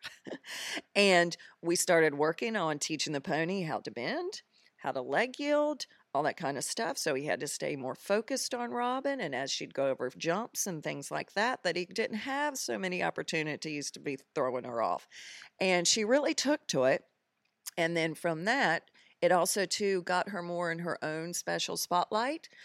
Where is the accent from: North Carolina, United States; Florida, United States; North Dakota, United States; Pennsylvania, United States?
North Carolina, United States; Greensboro; moved away as an adult; now in Bermuda; I am originally from Greensboro, North Carolina